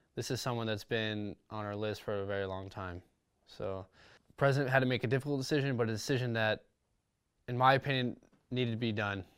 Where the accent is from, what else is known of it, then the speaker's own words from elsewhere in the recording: Huntington Beach, California, United States; growing up, Southern California, grew up in a city called Huntington Beach